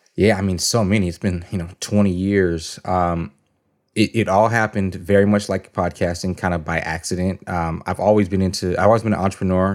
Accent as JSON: {"language": "English", "town": "San Jose", "region": "California", "country": "United States", "moved": "as an adult", "lives_now": "Atlanta, United States", "said": "I'm from the Bay Area, San Jose, California."}